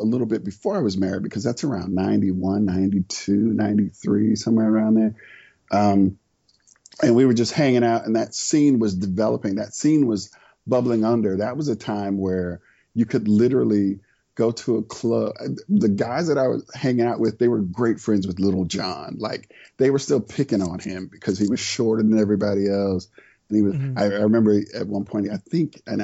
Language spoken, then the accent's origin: English; St. Petersburg, Florida, United States; now in Atlanta, United States; I grew up in Florida, St. Petersburg, Florida